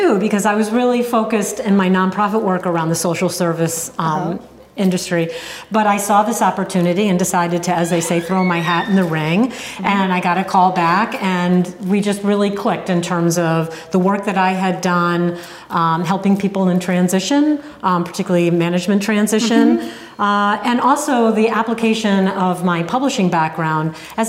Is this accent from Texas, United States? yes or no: no; Connecticut, United States; also born or lived in New England; now in Cape Cod, United States; Well, many places, but I'm from Connecticut originally.